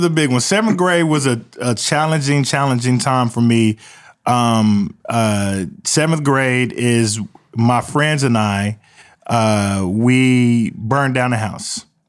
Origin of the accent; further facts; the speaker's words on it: Midwest City, Oklahoma, United States; they called the neighborhood Murder One that I grew up in in Midwest City